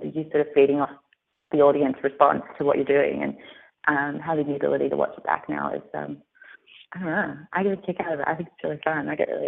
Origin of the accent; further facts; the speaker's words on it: Australia; accent: Australian; whereas if I read it with my Australian accent, I actually have to stop and think about how it actually sounds to say it Australian